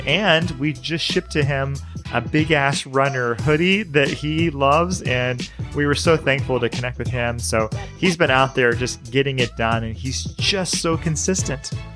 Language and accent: English; the South, United States; I grew up in the South